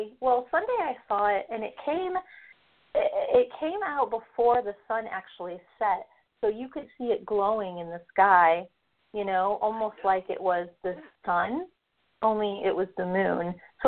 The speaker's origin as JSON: {"language": "English", "region": "Ohio", "country": "United States", "moved": "as an adult", "lives_now": "Houston, United States", "said": "I know that when I moved here in 2009, I moved from Ohio, and I would have allergies every once in a while."}